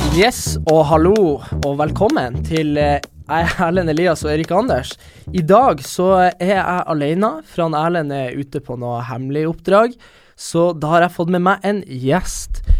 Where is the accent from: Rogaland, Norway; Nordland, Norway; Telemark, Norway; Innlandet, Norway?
Nordland, Norway; Bodø; moved away as an adult; also born or lived in Trondheim, Norway; now in Oslo, Norway; de jeg hadde på videregående i Bodø